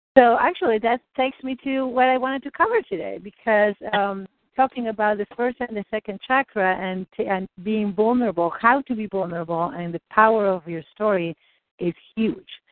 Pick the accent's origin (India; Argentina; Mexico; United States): Argentina; moved away; I grew up in Argentina